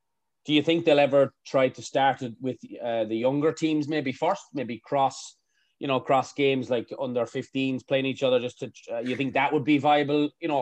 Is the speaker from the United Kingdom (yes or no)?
no; Ireland; moved away